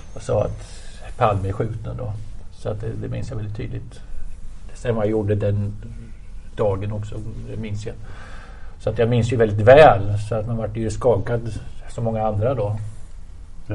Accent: Motala, Östergötland, Sweden; jag är uppväxt i Motala

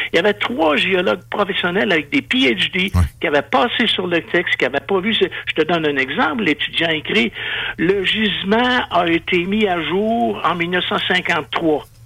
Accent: Quebec, Canada

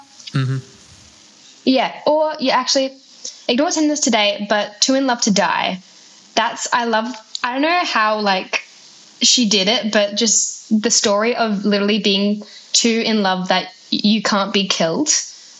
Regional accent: Adelaide, South Australia, Australia; I'm from Adelaide

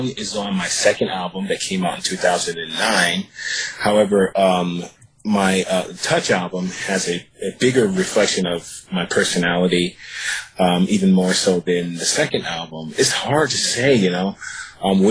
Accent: Virginia, United States; also born or lived in New York City; now in Los Angeles, United States; I'm from Virginia, and I moved to Los Angeles

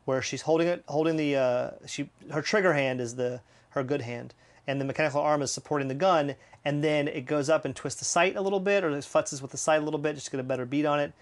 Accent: the South, United States; I'm from the South

